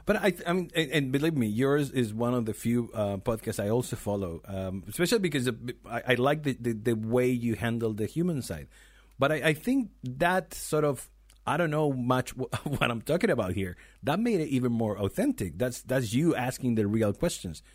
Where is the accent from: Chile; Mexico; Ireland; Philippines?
Chile; I'm from Chile